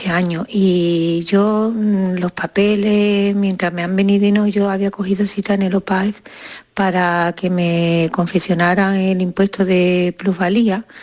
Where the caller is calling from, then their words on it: Seville, Andalusia, Spain; de Sevilla.